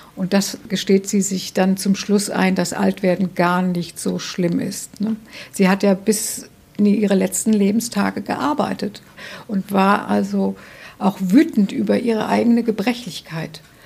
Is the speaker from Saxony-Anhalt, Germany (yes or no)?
no; Hesse, Germany; moved away as an adult; also born or lived in North Rhine-Westphalia / Marburg / Hamburg; now in Bremen, Germany; ich bin in Nordrhein-Westfalen geboren, aber das ist auch reiner Zufall. Aber in Hessen aufgewachsen